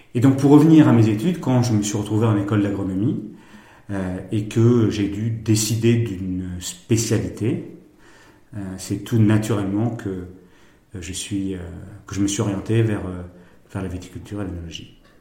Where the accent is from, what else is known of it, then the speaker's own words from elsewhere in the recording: Bordeaux, Nouvelle-Aquitaine, France; je suis né à Bordeaux, ville où j'ai grandi